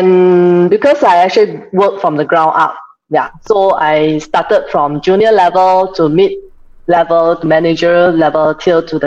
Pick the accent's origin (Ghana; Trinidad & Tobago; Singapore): Singapore; So I'm from Singapore. So how I started? I grew up in the typical Singaporean family of four.